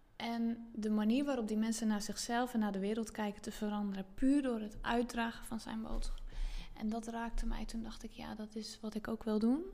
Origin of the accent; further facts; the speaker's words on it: Zeelandic Flanders, Netherlands; moved away as an adult; now in Zandvoort area, Netherlands; ik heb dus 30 jaar in zuid vlaanderen gewoond en. Ehm, dus dat is eh, het stuk van Zeeland wat tegen België aangeplakt zit